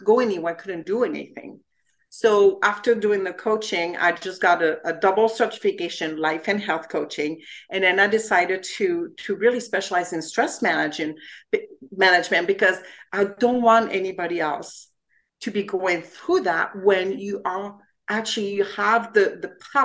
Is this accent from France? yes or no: yes; France; English is a second language; moved away as an adult; now in United States; I'm originally from France and I came to the US to spend a year here, learn English